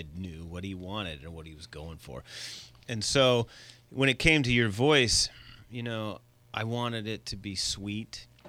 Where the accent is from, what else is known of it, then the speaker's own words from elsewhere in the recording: Seattle, Washington, United States; moved away; I grew up in Seattle.